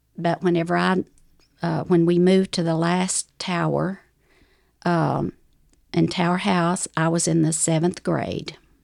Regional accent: Ozark Mountains, North Arkansas, United States; accent: southern; moved away; I grew up in the Ozark Mountains, uh, all over the mountains of Arkansas, of North Arkansas

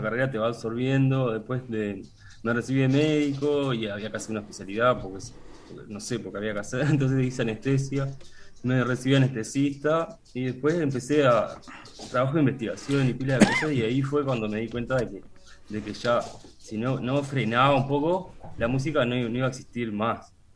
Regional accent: Maldonado, Uruguay; Yo soy de Maldonado

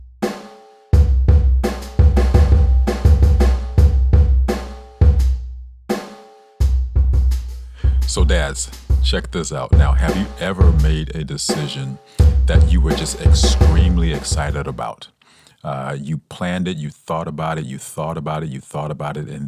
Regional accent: Atlanta, Georgia, United States; I'm from Atlanta, Georgia

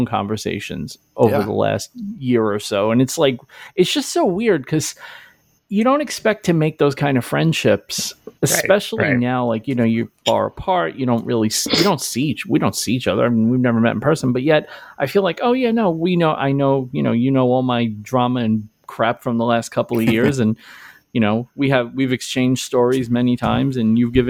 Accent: Brooklyn, New York, United States; I grew up in Brooklyn. I worked in Brooklyn for most of my life.

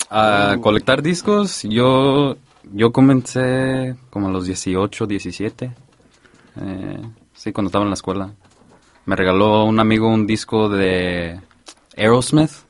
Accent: Santa Ana, California, United States; yo soy de Santana

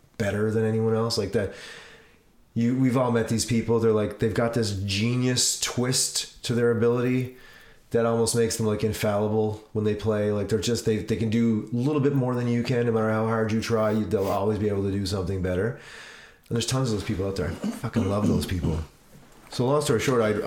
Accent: Cape Breton Island, Nova Scotia, Canada; moved away as an adult; also born or lived in Vancouver; I grew up in Cape Breton Island

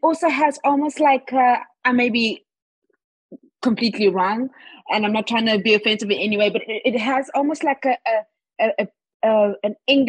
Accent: Durban, KwaZulu-Natal, South Africa; first language Zulu; English is a second language; moved away as an adult; growing up in Durban, I think that's the reason why I felt so comfortable being in Auckland in New Zealand, because it's by the beach. But Durban is very relaxed. It's not a city that's kind of busy like in Johannesburg

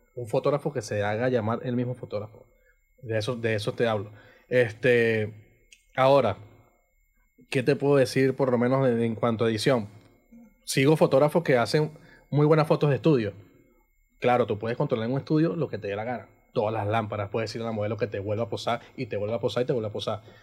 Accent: Coro, Falcón, Venezuela; Coro es mi casa, Coro es el patio donde yo vivo, o sea, lo es todo para mí

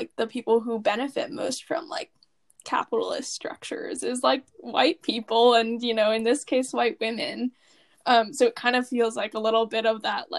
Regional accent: United States; being American

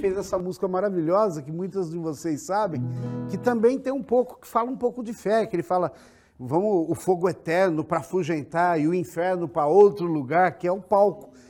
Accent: São Carlos, São Paulo, Brazil; lá em São Carlos, eu sou de São Carlos, eu escolhi engenharia

